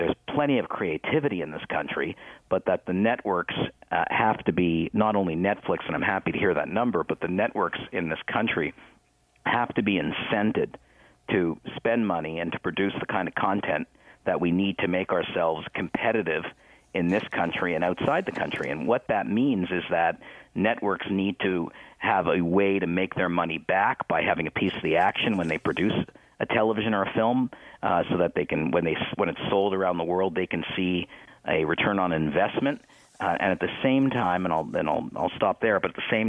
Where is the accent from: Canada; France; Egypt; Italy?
Canada; we are Canadian